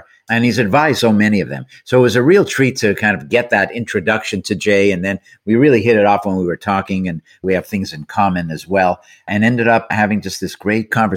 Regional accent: Montreal, Quebec, Canada; that, of course, is Montreal, where we're both from

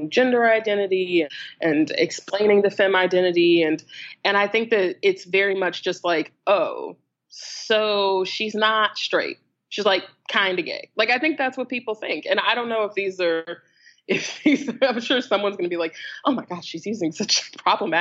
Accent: the American South, United States; I grew up in the American South. I am black and queer living in North Carolina

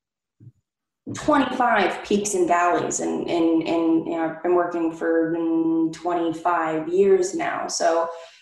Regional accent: Southern California, United States; me being born and raised in Southern California

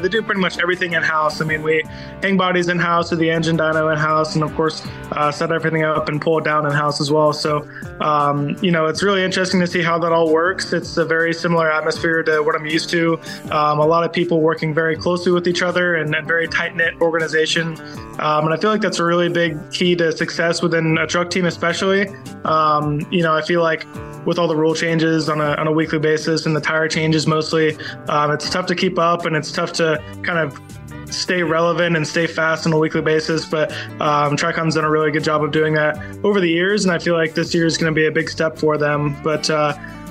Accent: Marietta, Georgia, United States; growing up in Marietta, Georgia, and racing at Atlanta Motor Speedway

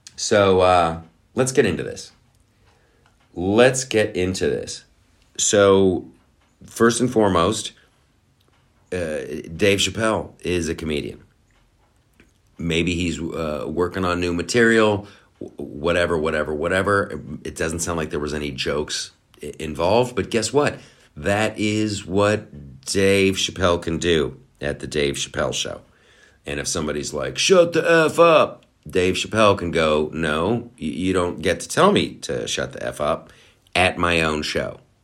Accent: Boston, Massachusetts, United States; we're all from Boston

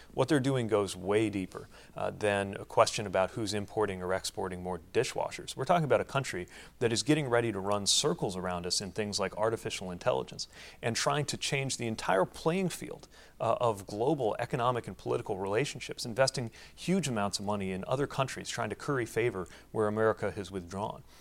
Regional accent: South Bend, Indiana, United States; an industrial city like my hometown of South Bend

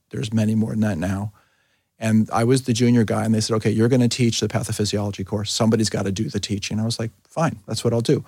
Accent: New York City, New York, United States; moved away as an adult; now in Philadelphia, United States; I grew up in New York City

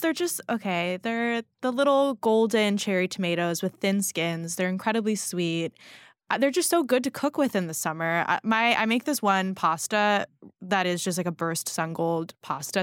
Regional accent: California, United States; now in New York, United States; I grew up in California eating strawberries

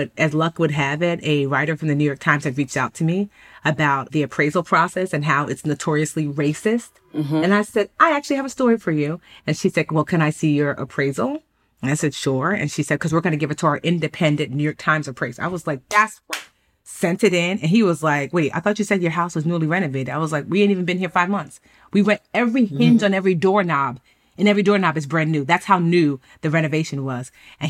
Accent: Nigeria; I'm Nigerian Igbo, and it's a very poetic language.

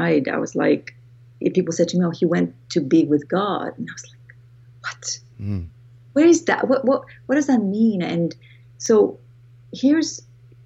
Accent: Greece; accent: Greek; moved away; I was raised in Greece, and that's where my accent comes from. I'm Greek

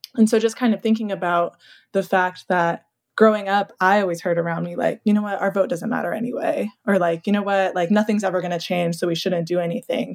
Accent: Tarrant County, Texas, United States; now in Illinois, United States; I grew up in Tarrant County.

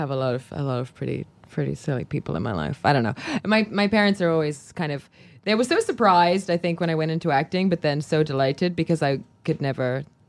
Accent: Cherry Hill, New Jersey, United States; also born or lived in London; Everybody kind of assumes that I am Australian because my accent will kind of, I guess when you combine Cherry Hill and London, you get Australia.

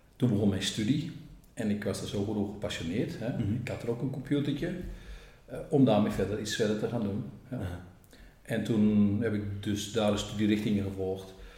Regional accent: Groningen, Netherlands; accent: Gronings; moved away as an adult; also born or lived in Flanders, Belgium; now in Belgium; ik spreek zelf ook nog dialect Gronings

